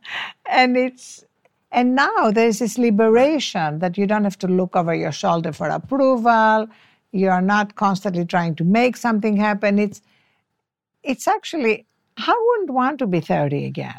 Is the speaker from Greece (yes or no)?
yes; Greece; first language French; English is a second language; moved away as an adult; also born or lived in Cambridge, United Kingdom / Washington, United States; now in Los Angeles, United States; I come from Greece